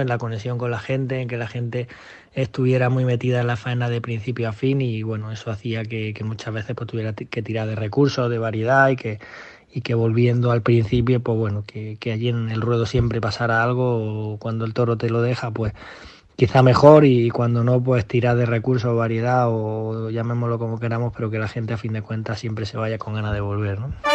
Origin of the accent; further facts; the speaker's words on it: Granada, Andalusia, Spain; en mi casa o en mi tierra